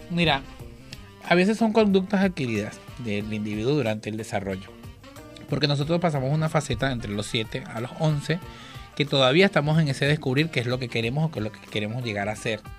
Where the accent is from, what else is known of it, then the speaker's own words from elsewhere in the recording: Maracay, Aragua, Venezuela; moved away as an adult; also born or lived in Uruguay; now in Argentina; en Maracay, Estado de Aragua, en Venezuela.